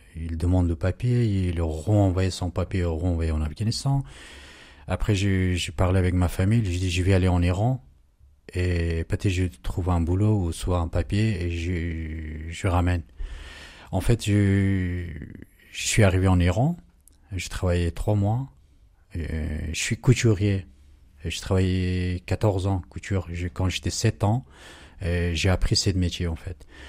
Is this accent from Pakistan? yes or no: yes; Pakistan; French is a second language; moved away as an adult; now in France; j'ai quitté mon Pakistan.